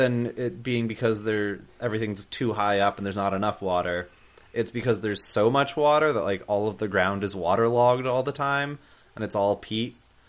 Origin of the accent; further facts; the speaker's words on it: United States; being an American